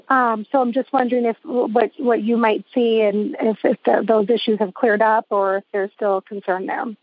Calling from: Phoenix, Arizona, United States; I'm calling from Phoenix, Arizona.

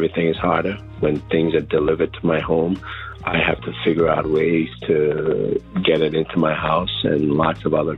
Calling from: Highland Mills, New York, United States; I'm calling you from Highland Mills in New York.

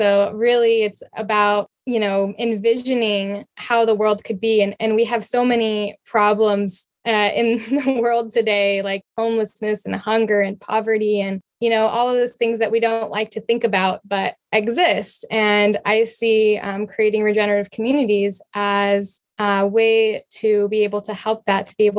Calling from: San Diego, California, United States; I'm from San Diego area right now.

